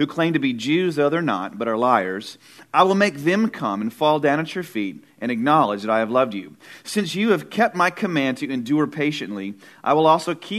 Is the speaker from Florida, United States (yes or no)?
no; Irving, Texas, United States; moved away as an adult; also born or lived in Houston, Texas; now in Austin, United States; I grew up in the Dallas area, went to college. Yeah, come on, Irving, Texas, Irving High School